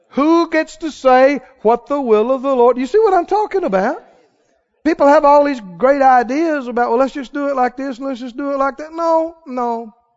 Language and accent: English; Mississippi, United States; I'm from Mississippi